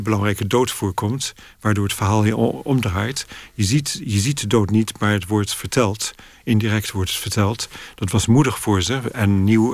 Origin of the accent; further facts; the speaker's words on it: Netherlands; moved away as an adult; now in London, United Kingdom; Dus ik groeide in een heel Nederlandse sfeer. We spraken Frans en Nederlands thuis